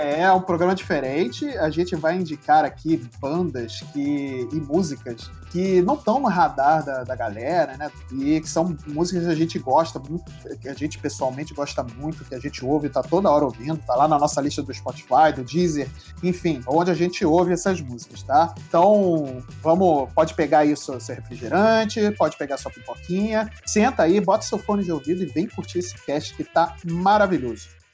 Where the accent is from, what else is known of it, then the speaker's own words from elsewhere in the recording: Rio de Janeiro, Brazil; eu, como sou do Rio de Janeiro